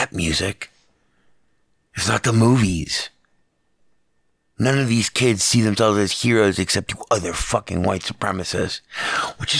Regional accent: Las Vegas, Nevada, United States; a guy born and raised in Las Vegas

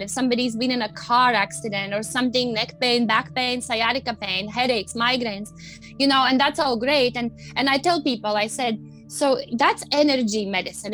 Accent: Latvia; moved away as an adult; now in United States; I grew up in Latvia

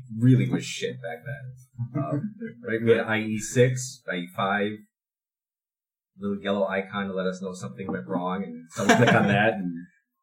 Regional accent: Wisconsin, United States; I'm from Wisconsin

